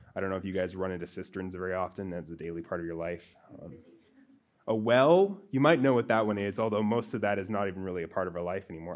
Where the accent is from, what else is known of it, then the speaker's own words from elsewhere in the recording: Montana, United States; I grew up in Montana.